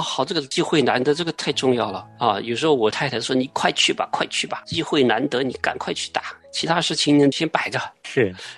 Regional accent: southern China, China; moved away; 我从小我是在南方长大的

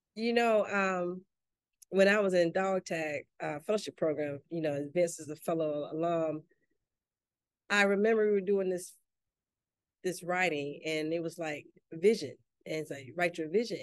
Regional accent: Enterprise, Mississippi, United States; moved away; also born or lived in Gaithersburg, Maryland / McLean, Virginia; I'm originally from Mississippi, a little town called Enterprise

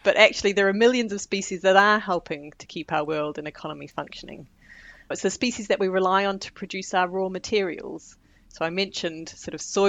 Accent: New Zealand; moved away as an adult; now in United Kingdom; I'm from New Zealand originally, but I've lived in the UK now for nearly 20 years

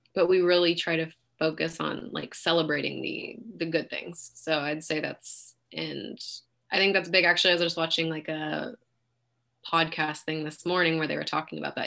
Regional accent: Pleasanton, California, United States; also born or lived in Fremont, California; now in Dublin, United States; I was born in Fremont, but raised in Pleasanton

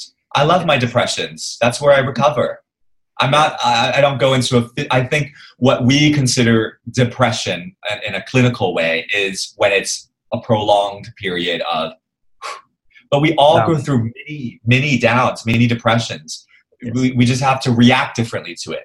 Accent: New York, United States; now in Singapore; I grew up in New York, right? So, and I went to a very academic high school

